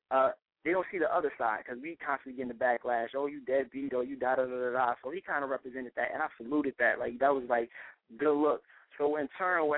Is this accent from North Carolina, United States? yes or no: yes; North Carolina, United States; moved away; also born or lived in Newark, New Jersey; go back home to North Carolina